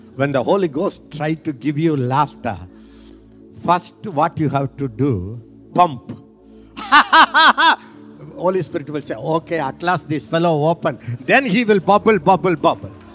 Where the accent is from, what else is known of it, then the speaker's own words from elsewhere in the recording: India; I am an Indian.